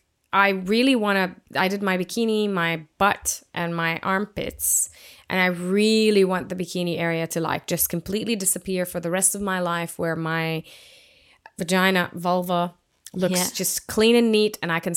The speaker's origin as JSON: {"language": "English", "country": "Jordan", "tie": "born or raised there", "moved": "as an adult", "lives_now": "Australia", "said": "where I grew up in Jordan"}